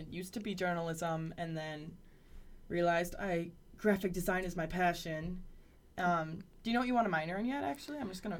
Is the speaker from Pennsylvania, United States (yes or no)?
no; Appleton, Wisconsin, United States; I'm from Appleton, Wisconsin, which is 30 minutes south.